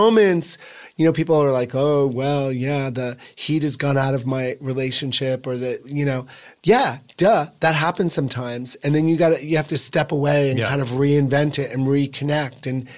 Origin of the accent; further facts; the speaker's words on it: Boonton, New Jersey, United States; Northern Northwest, a town called Boonton.